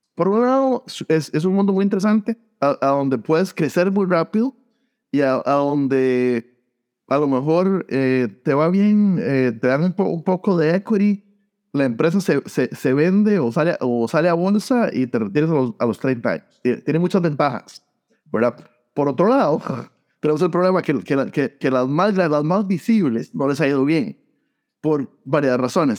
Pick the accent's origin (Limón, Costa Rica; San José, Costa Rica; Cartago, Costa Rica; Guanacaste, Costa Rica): San José, Costa Rica; moved away as an adult; also born or lived in Iowa / Columbus / Phoenix / Sacramento; now in United States; Yo, yo eh, nací y crecí en Costa Rica, eh, en San José, y me vine a los 19 años a Estados Unidos